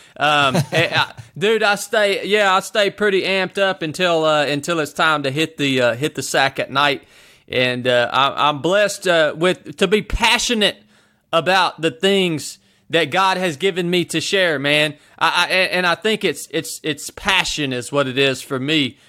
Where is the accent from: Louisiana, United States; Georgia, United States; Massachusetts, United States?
Georgia, United States; North; I showed back up to my hometown here in North Georgia